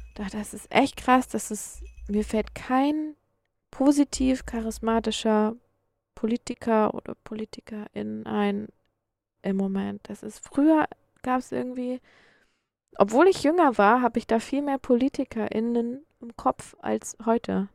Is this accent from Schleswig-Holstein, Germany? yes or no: yes; Schleswig-Holstein, Germany; also born or lived in Hamburg / Erfurt; Ich komme ja so richtig aus Schleswig-Holstein, noch ein Stück weiter oben